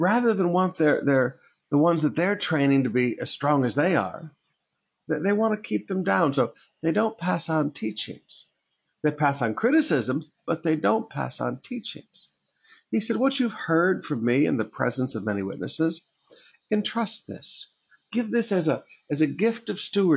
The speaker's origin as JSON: {"language": "English", "region": "Michigan", "country": "United States", "tie": "born or raised there", "also_born_or_lived": "Alabama", "moved": "yes", "said": "when I was a young boy, growing up in Michigan"}